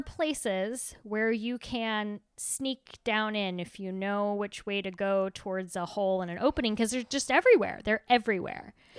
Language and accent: English; United States; I was American.